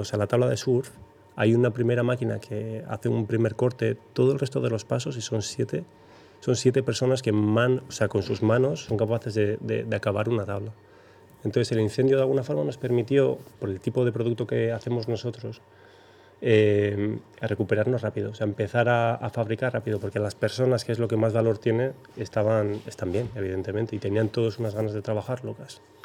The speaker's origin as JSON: {"language": "Spanish", "town": "Zarautz", "region": "Basque Country", "country": "Spain", "said": "yo soy de Zarauz. De Zarauz hemos salido muchos surfistas de las grandes"}